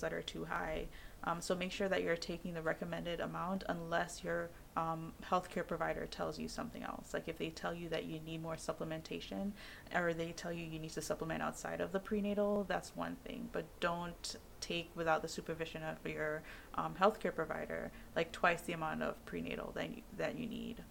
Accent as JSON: {"language": "English", "country": "Jamaica", "said": "I'm Jamaican"}